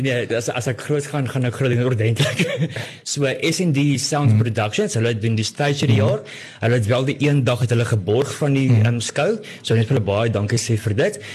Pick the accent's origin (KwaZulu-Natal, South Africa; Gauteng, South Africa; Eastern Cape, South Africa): Gauteng, South Africa; Pretoria; moved away; ek het in Pretoria groot geword